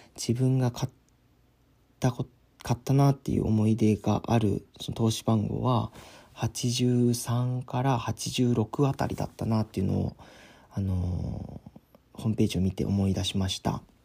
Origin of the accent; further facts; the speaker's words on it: San'in, Japan; 僕の地元の FM 山陰